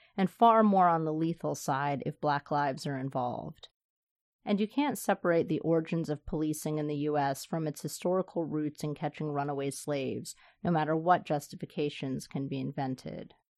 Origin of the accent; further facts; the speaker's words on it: the South, United States; moved away; I grew up in the South